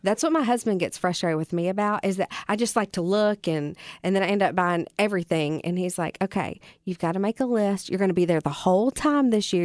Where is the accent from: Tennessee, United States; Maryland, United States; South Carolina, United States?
Tennessee, United States; Bolivar; moved away as an adult; also born or lived in Murfreesboro, Tennessee; now in Jackson, United States; I'm from Bolivar